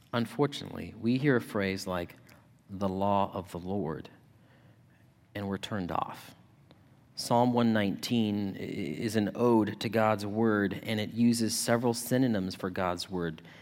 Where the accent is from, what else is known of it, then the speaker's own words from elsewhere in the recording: Yuma, Arizona, United States; now in Ohio, United States; my hometown of Yuma